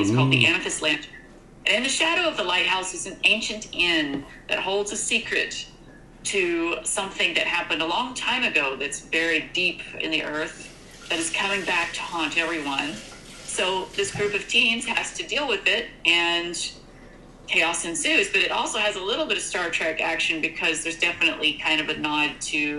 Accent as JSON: {"language": "English", "region": "East Tennessee", "country": "United States", "tie": "born or raised there", "said": "I grew up in East Tennessee"}